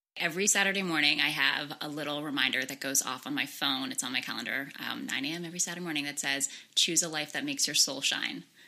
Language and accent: English; Darien, Connecticut, United States; also born or lived in Fiji; I actually was born and sort of raised in Darien, so just down the road, but I actually spent a lot of my life in Fiji um, because my mom is from Fiji